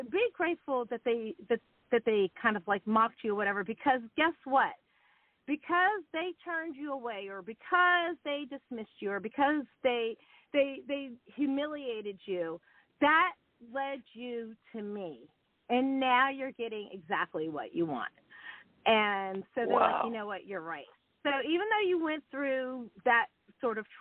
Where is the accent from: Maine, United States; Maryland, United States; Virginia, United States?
Maryland, United States; Montgomery County; moved away as an adult; also born or lived in Washington, D.C. / New York; I was born in D.C. and raised in, like, Montgomery County, Maryland.